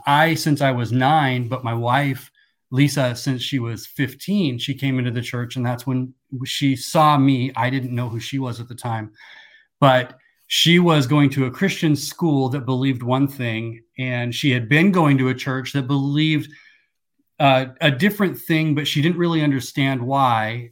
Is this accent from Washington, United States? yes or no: yes; Seattle, Washington, United States; also born or lived in Kansas; At nine years old, we moved out to the Seattle area